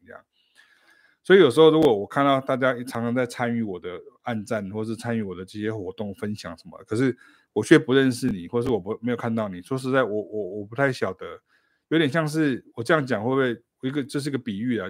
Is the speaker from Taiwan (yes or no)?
yes; Taichung, Taiwan; moved away; 我可以回台中我的老家